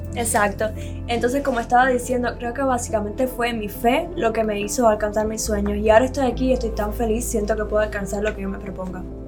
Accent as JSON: {"language": "Spanish", "country": "Cuba", "tie": "born or raised there", "also_born_or_lived": "Tenerife, Spain", "moved": "as an adult", "lives_now": "Miami, United States", "said": "yo nací en Cuba, me crié en Cuba, a los 17 años salí del país."}